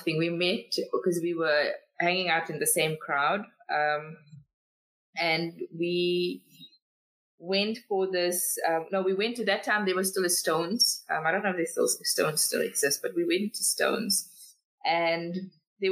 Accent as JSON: {"language": "English", "town": "Cape Town", "region": "Western Cape", "country": "South Africa", "moved": "yes", "lives_now": "Gauteng, South Africa", "said": "I'm originally from Cape Town"}